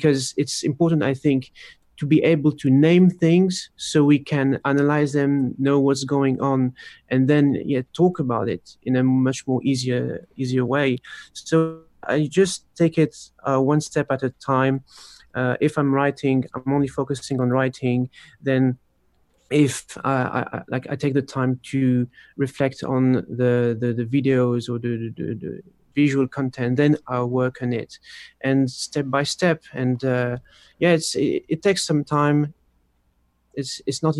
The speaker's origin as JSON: {"language": "English", "country": "France", "tie": "born or raised there", "said": "I was born in France, but my parents are Polish"}